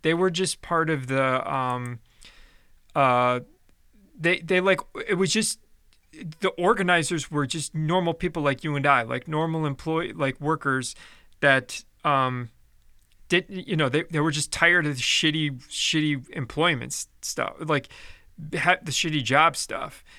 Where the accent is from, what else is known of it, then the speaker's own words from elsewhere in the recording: Chicago, Illinois, United States; in the eighties when I was growing up, like, my dad was a firm hater of, of unions because, uh, growing up in Chicago